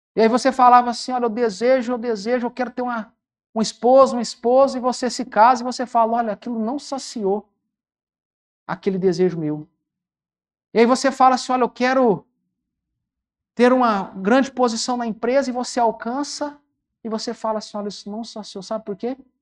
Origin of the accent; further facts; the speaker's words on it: Uberaba, Minas Gerais, Brazil; A minha cidade, eu sou de Uberaba